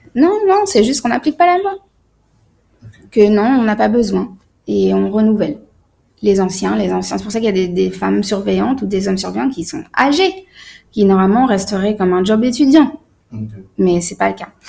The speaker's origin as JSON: {"language": "French", "country": "France", "tie": "born or raised there", "said": "je, suis née en France, j'ai grandi en France"}